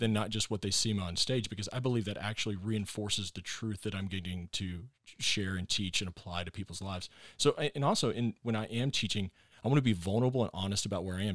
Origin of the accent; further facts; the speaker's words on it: Texas, United States; moved away as an adult; also born or lived in Arkansas / Northwest Arkansas; I am a Texan